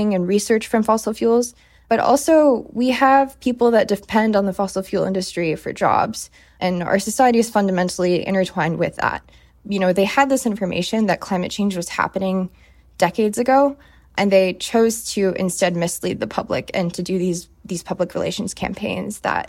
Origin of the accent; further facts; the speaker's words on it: Seattle, Washington, United States; moved away as an adult; I'm from Seattle